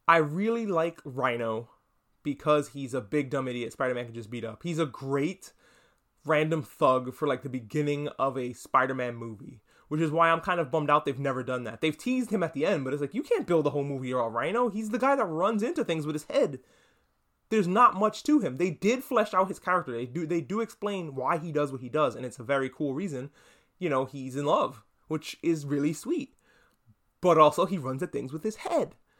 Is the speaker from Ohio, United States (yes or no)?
no; New York, United States; I, I grew up in New York. I feel like I have to mention that every, every time because I'm from New York